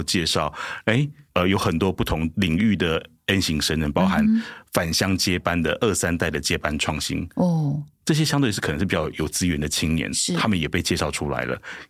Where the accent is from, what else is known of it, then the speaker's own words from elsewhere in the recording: Changhua County, Taiwan; 突然发现很多人在脸书上面私讯我说：“哎，处长，我也是彰化人，我也是彰化人。”我说：“啊，你也是彰化人？”